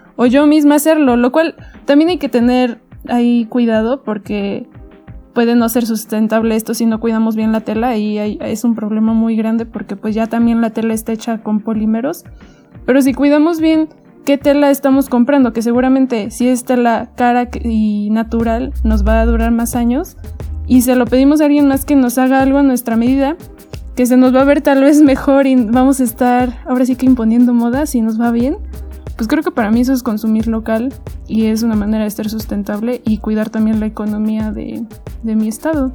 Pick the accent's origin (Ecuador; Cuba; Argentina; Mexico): Mexico; los propios mexicanos